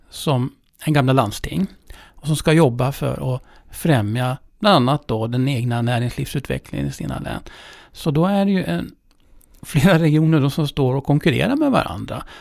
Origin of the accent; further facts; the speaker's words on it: Dalarna County, Sweden; jag är från Dalarna